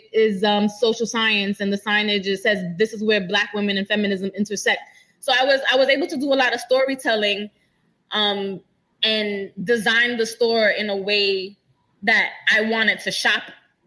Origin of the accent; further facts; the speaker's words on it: New York City, New York, United States; I'm from the Bronx, it's in my blood